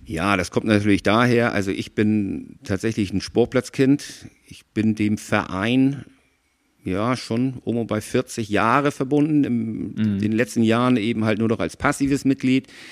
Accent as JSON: {"language": "German", "town": "Schwarzenbek", "region": "Schleswig-Holstein", "country": "Germany", "tie": "born or raised there", "also_born_or_lived": "Hamburg", "said": "Ich bin in Hamburg geboren, bin aber in Schwarzenberg groß geworden mit einer kurzen Ausnahme"}